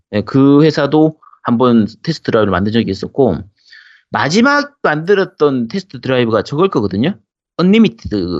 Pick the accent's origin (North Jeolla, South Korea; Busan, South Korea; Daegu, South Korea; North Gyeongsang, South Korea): Busan, South Korea; moved away; also born or lived in Gyeongsang Province / Seoul; 원래 고향이 부산이고, 제가 40, 제가 40년 인생 중에서 한 25년 정도는 부산에서 살았어요.